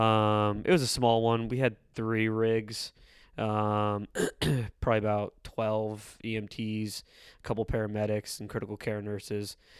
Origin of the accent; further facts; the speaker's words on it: San Diego, California, United States; born and raised in East San Diego